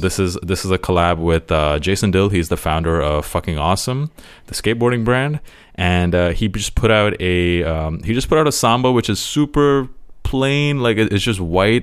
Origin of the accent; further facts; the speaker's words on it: Toronto, Ontario, Canada; I grew up, m, spent most of my childhood in Toronto